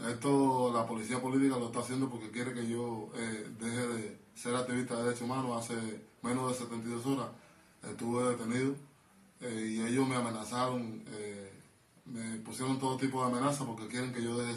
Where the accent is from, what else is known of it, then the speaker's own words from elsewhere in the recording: Guantánamo, Cuba; dirigí hacia la terminal de mi provincia de Guantánamo